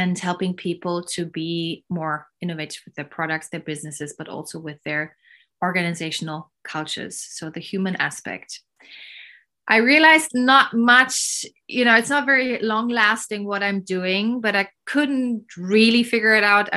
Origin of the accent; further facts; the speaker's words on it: Berlin, Germany; I was born in Berlin in the 80s, early 80s.